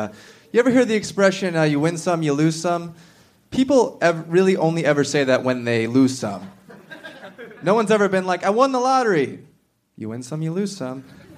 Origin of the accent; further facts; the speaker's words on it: Connecticut, United States; now in Austin, United States; I'm from Connecticut. I just moved here in September.